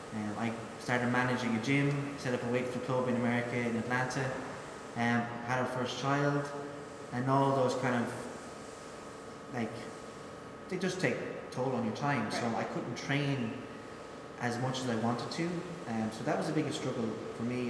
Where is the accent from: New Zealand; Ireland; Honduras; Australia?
Ireland; moved away as an adult; also born or lived in United Kingdom; I was from Ireland